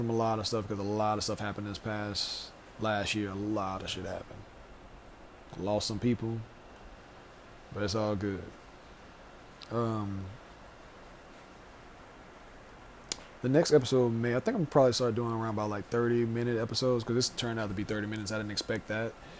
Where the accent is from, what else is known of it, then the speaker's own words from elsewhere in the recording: Louisiana, United States; I am from Louisiana